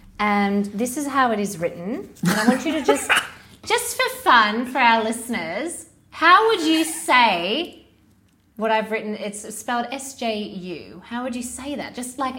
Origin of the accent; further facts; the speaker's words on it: Australia; Say, I'm Australian.